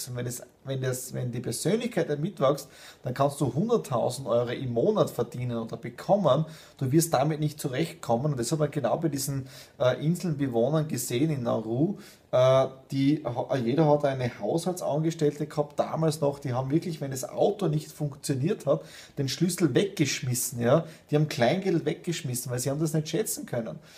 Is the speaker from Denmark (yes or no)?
no; Austria; deswegen sehe ich mich nicht nur als Österreicher, sondern als Europäer und Weltbürger.